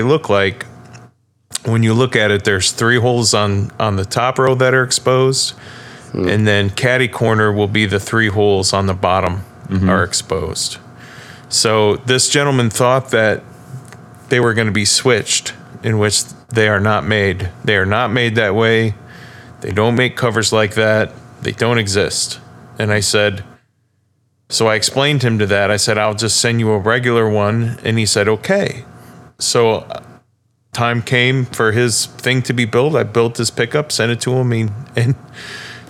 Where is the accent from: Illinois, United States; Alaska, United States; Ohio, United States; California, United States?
Ohio, United States; Fremont; I grew up close to Toledo